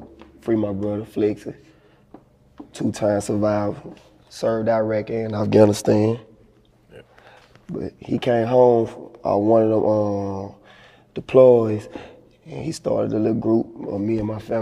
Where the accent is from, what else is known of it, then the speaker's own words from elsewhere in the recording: Monroe, Louisiana, United States; I'm from Oak Manor, Project, South Side